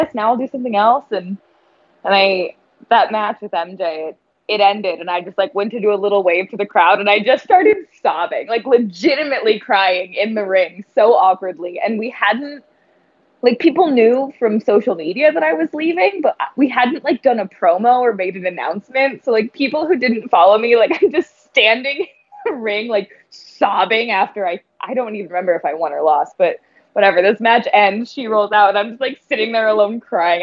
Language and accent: English; Portland, Oregon, United States; moved away as an adult; now in Buffalo, United States; I grew up in Portland. I lived there my whole life.